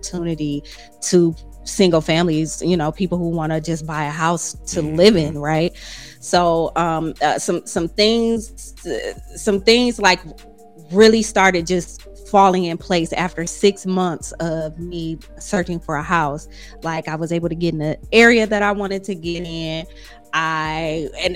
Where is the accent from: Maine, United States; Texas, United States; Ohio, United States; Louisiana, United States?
Ohio, United States; Toledo; moved away; I am from Toledo, Ohio. Flatlands